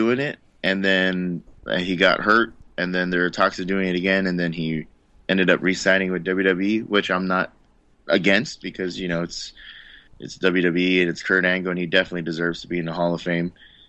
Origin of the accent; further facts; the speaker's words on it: Philippines; whenever anybody asks, I always tell them, like, first and foremost, yeah, I'm Filipino.